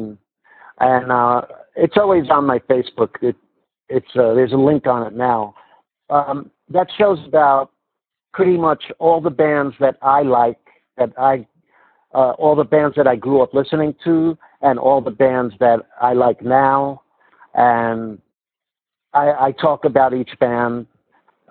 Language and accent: English; New York City, New York, United States; now in Las Vegas, United States; when I was growing up in Canarsie, Brooklyn